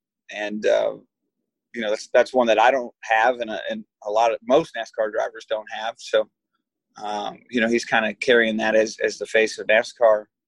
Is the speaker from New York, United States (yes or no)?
no; Michigan, United States; I come from Michigan